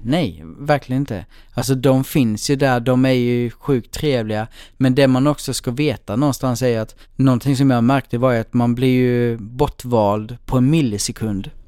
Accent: Blekinge, Sweden; now in Stockholm, Sweden; jag är liksom uppväxt i Blekinge i en jätteliten ort

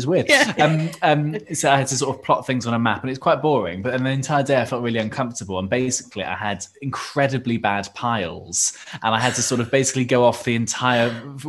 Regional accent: Cardiff, Wales, United Kingdom; I was in Cardiff Uni, but I'm from Cardiff

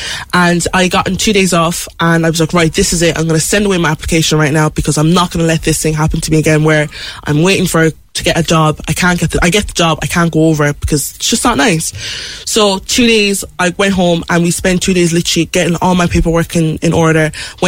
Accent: Mallow, Munster, Ireland; also born or lived in Benin City, Nigeria; I'm still … who grew up in Mallow with all the siblings and the noisy house.

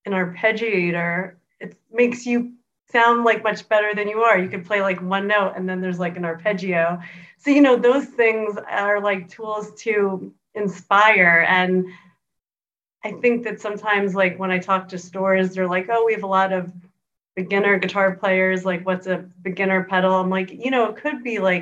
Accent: New York, United States; I'm from here, and I used to work

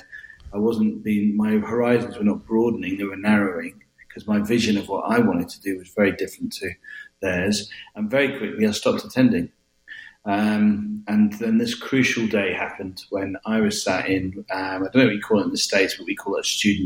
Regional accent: the north of England, United Kingdom; moved away; also born or lived in Scotland; I was born in Scotland and brought up in the north of England and ended up my school life down in the south of England

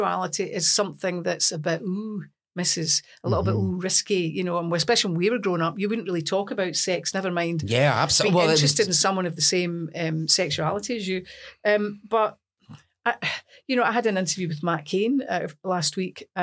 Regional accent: Lanark, Scotland, United Kingdom; accent: broad Scots; also born or lived in Newport-on-Tay; I was born in Newport and Tay. I was brought up in a town called Lanark.

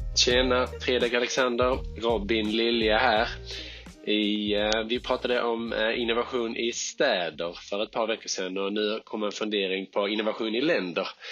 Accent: Skåne, Sweden; som skåning

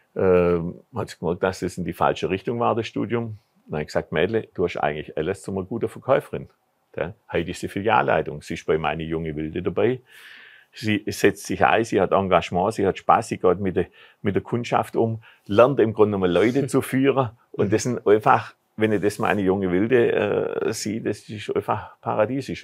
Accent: Bad Urach, Baden-Württemberg, Germany; in meiner Heimatstadt Bad Urach

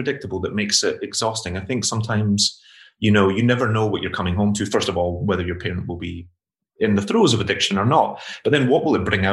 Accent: Glasgow, Scotland, United Kingdom; I grew up in Glasgow in the 80s, and my mother suffered with alcoholism my entire life

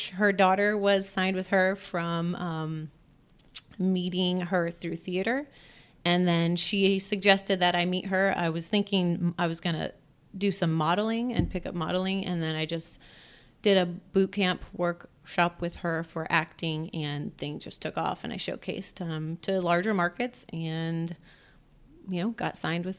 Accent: United States; born there; So the United States, where I was born, I never stayed very long.

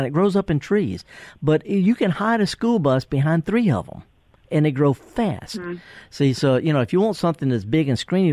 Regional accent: Mississippi Delta, United States; I'm from the Delta

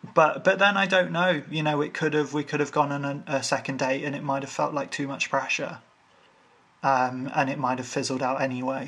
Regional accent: Ireland; I'm Irish

